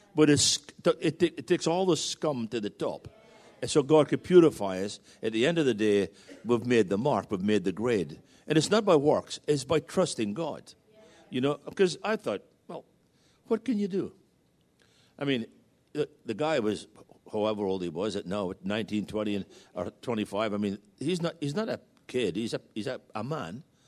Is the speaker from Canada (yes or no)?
no; United Kingdom; moved away as an adult; now in Virginia Beach, United States; we're still British citizens